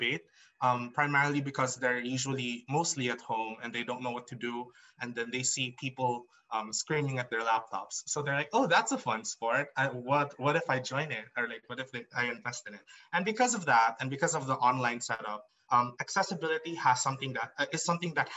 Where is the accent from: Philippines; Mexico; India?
Philippines; Iloilo City, Western Visayas; now in Mindanao, Philippines; I was born in Iloilo. So I grew up in the Visayas circuit